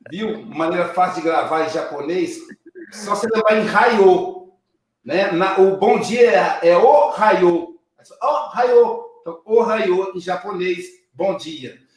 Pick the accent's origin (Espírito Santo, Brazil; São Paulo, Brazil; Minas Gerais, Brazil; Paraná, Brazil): Minas Gerais, Brazil; Minas Gerais, a gente não fala domingo, a gente fala domingo. Hoje é domingo, sou mineiro, né?